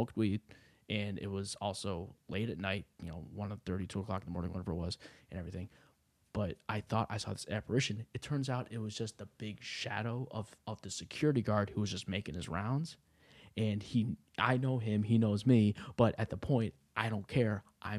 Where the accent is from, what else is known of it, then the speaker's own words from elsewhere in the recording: New England, United States; I grew up in New England, so apparently there's some houses that are like the most haunted places on earth.